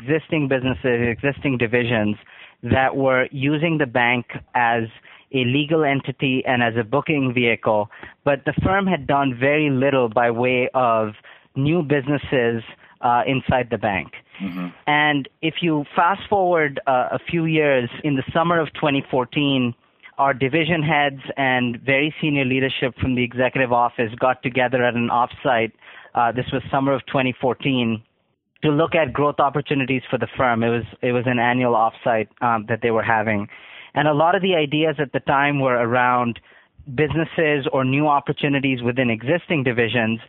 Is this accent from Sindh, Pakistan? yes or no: yes; Karachi, Sindh, Pakistan; moved away as an adult; also born or lived in New Hampshire, United States; now in United States; I grew up in Karachi, Pakistan, and was born and raised there and came to the U.S. almost 20 years ago to attend college